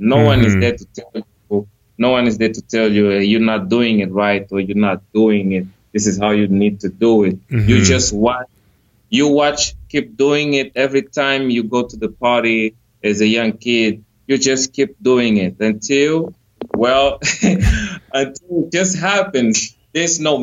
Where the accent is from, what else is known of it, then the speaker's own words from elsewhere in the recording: Angola; I come from Angola